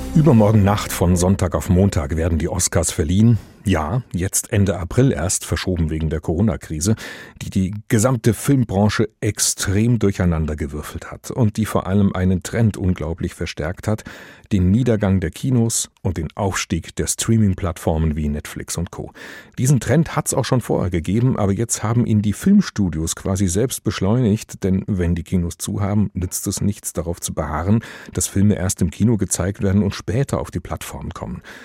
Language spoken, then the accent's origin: German; Germany; Bei uns in Deutschland